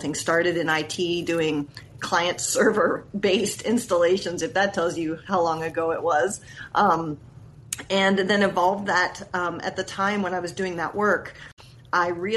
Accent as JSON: {"language": "English", "town": "Columbus", "region": "Ohio", "country": "United States", "tie": "born or raised there", "moved": "yes", "lives_now": "Seattle, United States", "said": "I had moved back to my hometown at the time, which was Columbus, Ohio"}